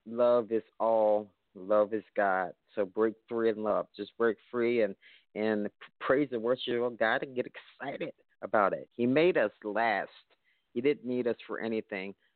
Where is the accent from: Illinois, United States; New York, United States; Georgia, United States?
Illinois, United States; Chicago; I'm from Chicago, so they consider this the birthplace of gospel music